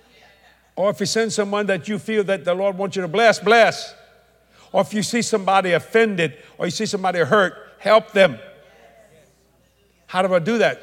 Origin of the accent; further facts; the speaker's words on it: United States; I'm an American